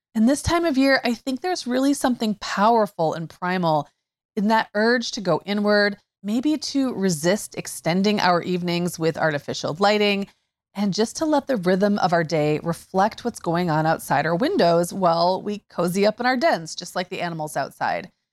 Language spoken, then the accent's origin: English; Upper Peninsula of Michigan, United States; I grew up in the Upper Peninsula of Michigan